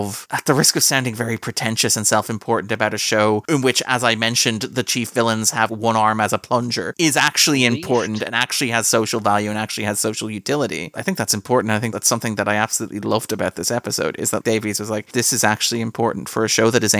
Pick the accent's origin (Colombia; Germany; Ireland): Ireland; as an Irishman